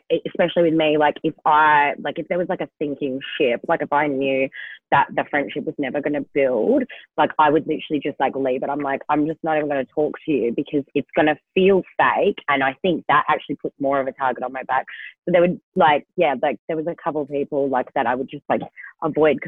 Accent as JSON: {"language": "English", "town": "Kalgoorlie", "region": "Western Australia", "country": "Australia", "said": "I'm from Kalgoorlie"}